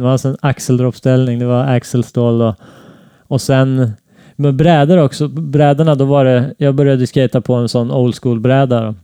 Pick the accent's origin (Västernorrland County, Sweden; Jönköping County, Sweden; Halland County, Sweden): Västernorrland County, Sweden; Näsåker; Jag växte upp i en liten by i Norrland som heter Näsåker